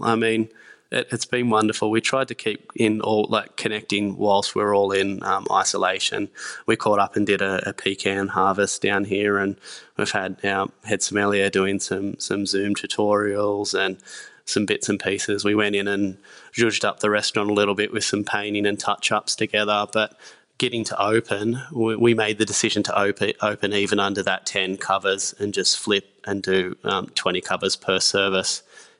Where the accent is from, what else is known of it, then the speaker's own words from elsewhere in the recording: Lake Macquarie, New South Wales, Australia; I grew up in Lake Macquarie, so it's just near Newcastle, about 15, 20 minutes from Newcastle.